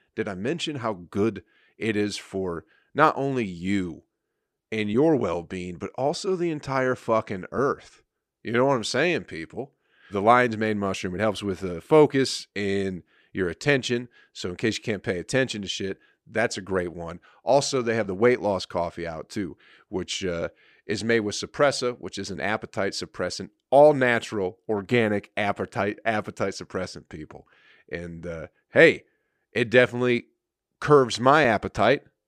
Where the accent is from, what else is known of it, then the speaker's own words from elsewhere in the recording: Michigan, United States; I'm from Michigan